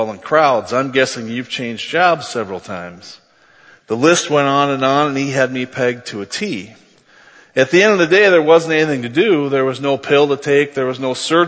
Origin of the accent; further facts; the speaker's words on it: Cresco, Iowa, United States; moved away as an adult; also born or lived in Mason City, Iowa / Milwaukee / Atlanta / Cleveland, Ohio; I was born on September 16, 1966 in Mason City, Iowa